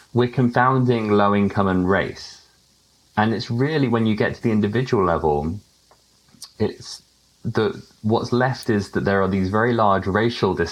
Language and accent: English; United Kingdom; accent: British; moved away; my accent as being British.